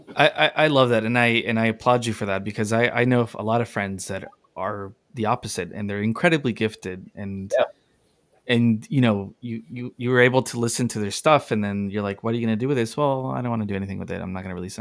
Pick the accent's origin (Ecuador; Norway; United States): Ecuador; moved away; I'm from Ecuador.